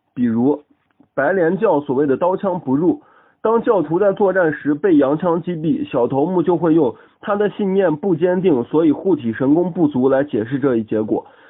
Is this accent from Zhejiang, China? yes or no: no; Xi'an, Shaanxi, China; 我是一个来自西安的理科大学生